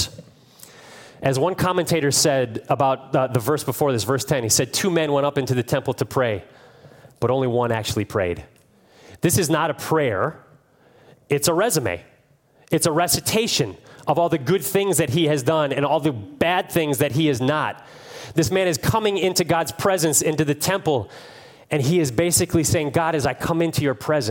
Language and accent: English; Cleveland, Ohio, United States; I'm from Cleveland